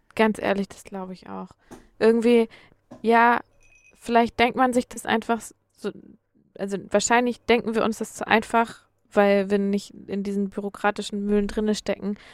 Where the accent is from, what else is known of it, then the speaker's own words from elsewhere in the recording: Schleswig-Holstein, Germany; also born or lived in Hamburg / Erfurt; Ich komme ja so richtig aus Schleswig-Holstein, noch ein Stück weiter oben